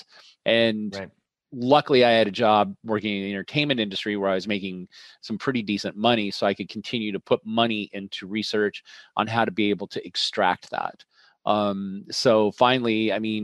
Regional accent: Colorado, United States; also born or lived in Milwaukee, Wisconsin; I grew up on a ranch in Colorado

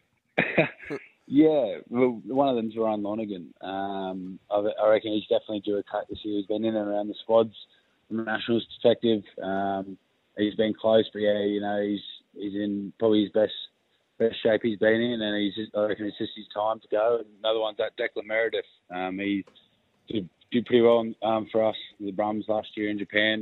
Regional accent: Sydney, New South Wales, Australia; I'm from Sydney

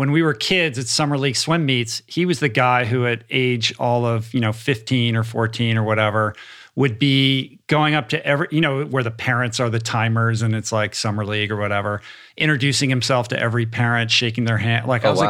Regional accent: Washington, District of Columbia, United States; No, I never played. I grew up East Coast. I'm from Washington, D.C., so I didn't grow up in a swimming.

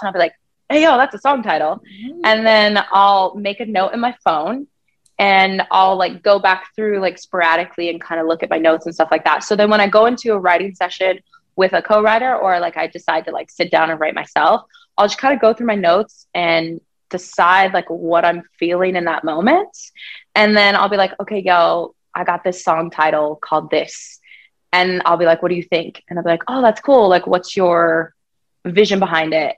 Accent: Thornton, Colorado, United States; I grew up in Thornton, Colorado, which is a predominantly white state

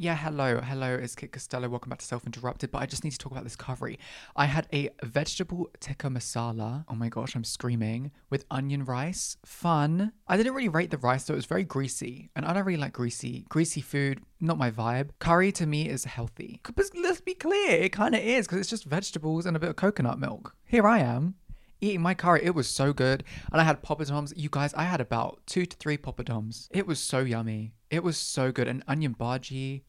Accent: Ireland; I'm also Irish

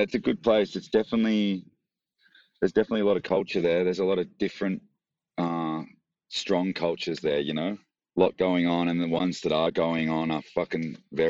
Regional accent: Frankston, Victoria, Australia; also born or lived in Melbourne; I grew up like an hour southeast in a place called Frankston, which mm-hmm. was cool. Cool little spot.

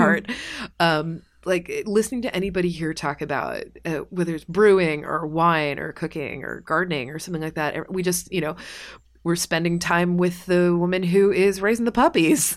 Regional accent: Kentucky, United States; I'm from Kentucky

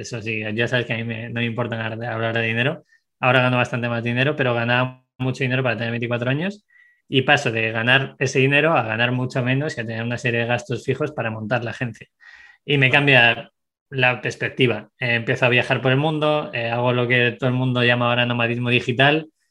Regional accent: Segovia, Castile and León, Spain; moved away; also born or lived in Madrid; nací en Segovia, eh, luego me fui a Madrid, he vivido en varias partes del mundo

